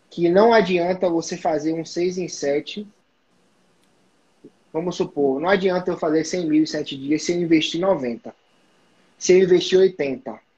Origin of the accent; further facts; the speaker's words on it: Salvador, Bahia, Brazil; ele sabe que eu uso iPhone, ele sabe que eu, que eu sou de Salvador, e ele sabe que eu sou de Aquário, porra, é um mago.